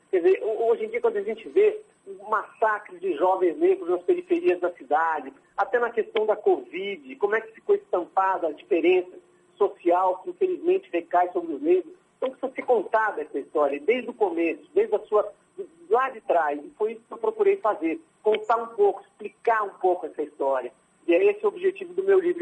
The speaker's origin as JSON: {"language": "Portuguese", "region": "São Paulo", "country": "Brazil", "said": "Eu sou paulistano, mas tenho uma ligação profunda com a Bahia"}